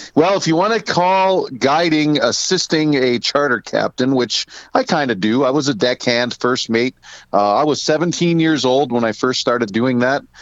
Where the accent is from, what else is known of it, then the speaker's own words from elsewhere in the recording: Diamond, Ohio, United States; I'm born and raised in Northeast Ohio, a little town called Diamond, Ohio.